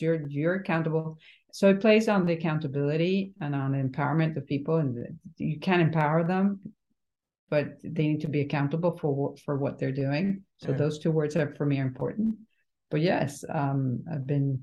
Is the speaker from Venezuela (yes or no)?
yes; Venezuela; born or raised there; now in Miami, United States